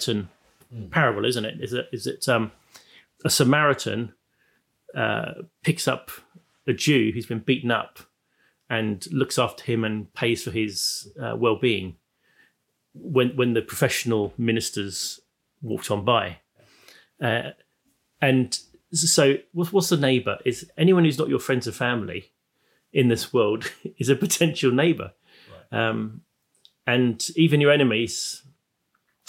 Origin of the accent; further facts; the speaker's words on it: Plymouth, South West England, United Kingdom; I come from Plymouth